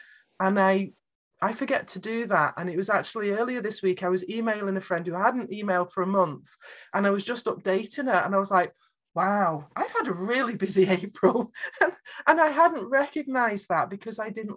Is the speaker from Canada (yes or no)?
no; United Kingdom; I'm British